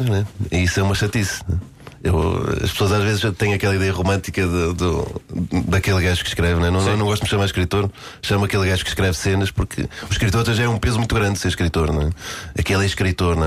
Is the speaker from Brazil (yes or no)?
no; Guimarães, Norte, Portugal; Eu comecei no, no, no Grande Vitória de Guimarães, né, na minha terra natal